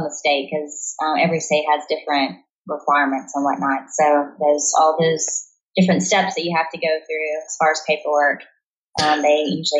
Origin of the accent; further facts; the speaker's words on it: Tennessee, United States; my hometown in Tennessee.